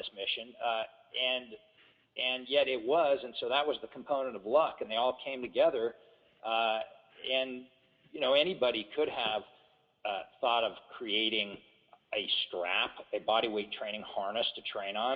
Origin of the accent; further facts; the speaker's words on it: Corona Del Mar, California, United States; also born or lived in Berkeley / Huntington Beach; I spent a couple years in Berkeley, but I grew up mostly down in Southern California in a little place called Corona Del Mar, and then later on Huntington Beach.